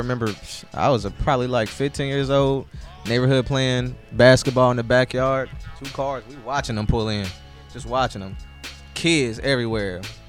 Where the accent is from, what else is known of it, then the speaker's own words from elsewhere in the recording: Indianapolis, Indiana, United States; I'm from Indianapolis.